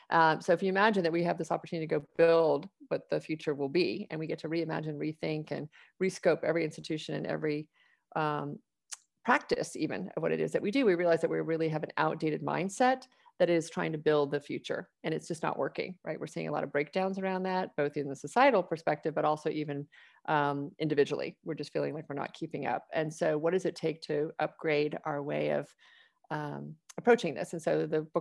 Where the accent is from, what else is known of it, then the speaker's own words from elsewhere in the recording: Atlanta, Georgia, United States; now in Austin, United States; I grew up in Atlanta.